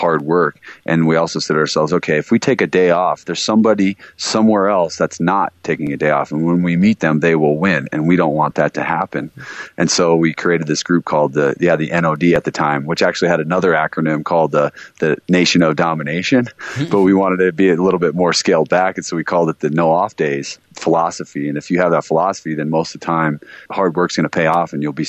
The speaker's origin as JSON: {"language": "English", "town": "Vail", "region": "Colorado", "country": "United States", "tie": "born or raised there", "said": "I grew up in Vail, Colorado"}